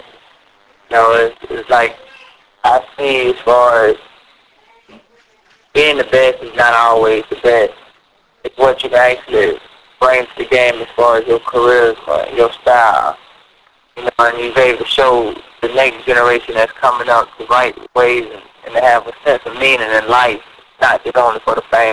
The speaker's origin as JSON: {"language": "English", "region": "Florida", "country": "United States", "tie": "born or raised there", "also_born_or_lived": "Jersey City, New Jersey", "said": "I was raised in Bears Lake, Florida"}